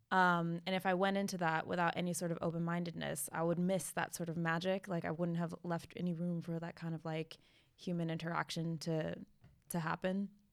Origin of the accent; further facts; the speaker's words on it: United States; being American